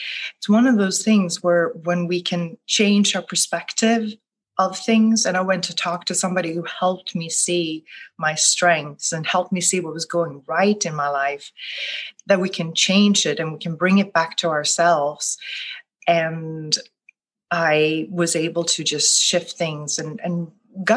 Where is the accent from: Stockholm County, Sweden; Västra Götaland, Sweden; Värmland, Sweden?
Västra Götaland, Sweden; Gothenburg; English is a second language; moved away as an adult; also born or lived in New York City; now in New Orleans, United States; I live in the United States now, in New Orleans, but I was born and raised in Gothenburg, Sweden.